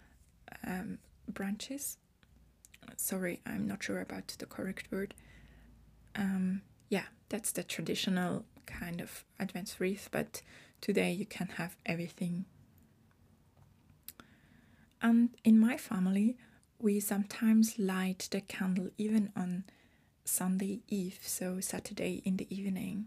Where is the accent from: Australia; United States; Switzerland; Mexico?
Switzerland; I am from Switzerland. I was born and raised here, and I've been living in Switzerland since I was born here